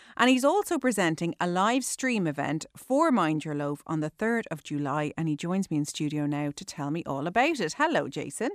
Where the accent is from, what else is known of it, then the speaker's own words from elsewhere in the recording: Ireland; as Irish people